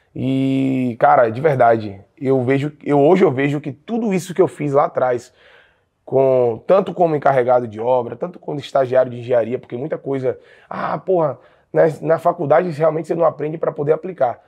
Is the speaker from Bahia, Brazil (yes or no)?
yes; Jequié, Bahia, Brazil; eu sou natural de uma cidade interior da Bahia, é, chamada Jequié